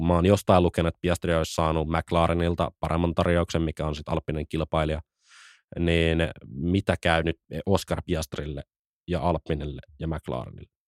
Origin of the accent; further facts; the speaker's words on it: Jyväskylä, Central Finland, Finland; Jyväskylässä, Meitsin kotikulmilla.